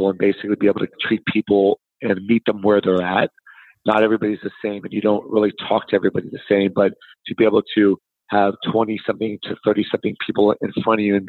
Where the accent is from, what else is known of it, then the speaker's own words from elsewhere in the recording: South Florida, United States; I'm from South Florida